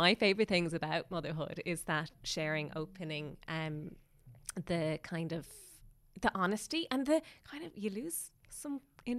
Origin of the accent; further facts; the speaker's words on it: Galway, Connacht, Ireland; See, that's just what I was going to bring up, because I'm from Galway.